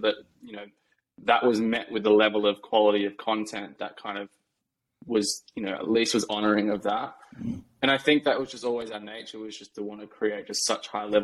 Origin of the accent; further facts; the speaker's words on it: Australia; moved away as an adult; also born or lived in New York; now in United States; where I grew up in Australia is a massive cafe culture.